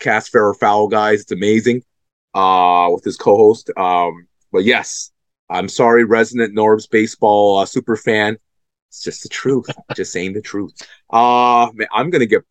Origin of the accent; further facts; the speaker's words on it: Toronto, Ontario, Canada; Toronto's my hometown